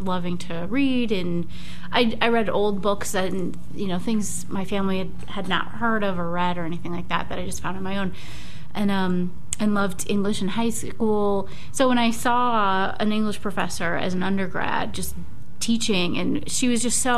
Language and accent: English; Racine, Wisconsin, United States; also born or lived in Milwaukee, Wisconsin; Originally from Wisconsin. I grew up right on Lake Michigan, Racine, Wisconsin.